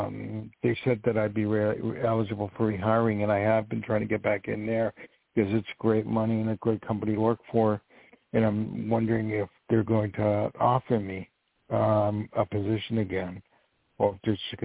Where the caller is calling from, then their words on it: New York, United States; also born or lived in Los Angeles; I'm calling from New York. I used to live in L.A.